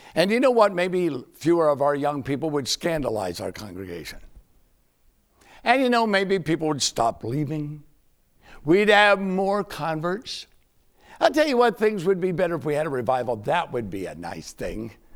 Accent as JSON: {"language": "English", "town": "Winston-Salem", "region": "North Carolina", "country": "United States", "tie": "born or raised there", "said": "my hometown, Winston-Salem, North Carolina"}